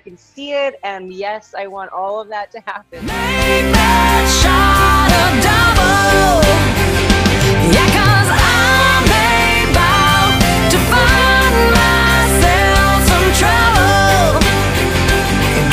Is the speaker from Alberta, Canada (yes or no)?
no; Abbotsford, British Columbia, Canada; also born or lived in Toronto, Ontario; I grew up in Abbotsford, British Columbia